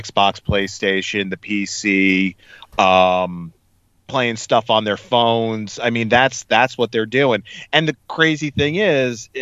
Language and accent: English; East Brunswick, New Jersey, United States; I grew up in East Brunswick